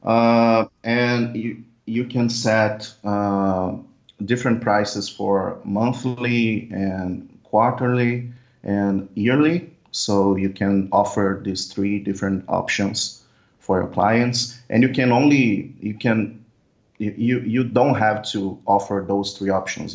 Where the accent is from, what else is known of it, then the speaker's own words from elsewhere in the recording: Brazil; I'm from Brazil